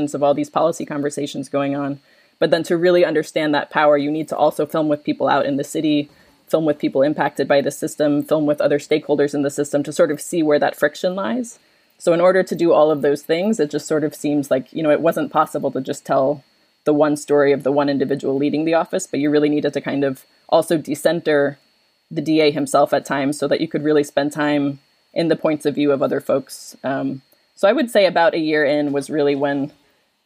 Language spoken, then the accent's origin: English; New York, United States; moved away as an adult; now in Philadelphia, United States; I'm from New York. I relocated to Philadelphia